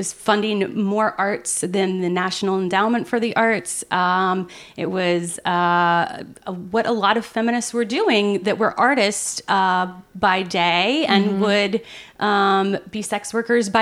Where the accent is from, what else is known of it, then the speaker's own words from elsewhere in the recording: Loveland, Ohio, United States; I grew up in Southern Ohio, and it was a rather sex negative environment, despite the fact that it was Loveland, Ohio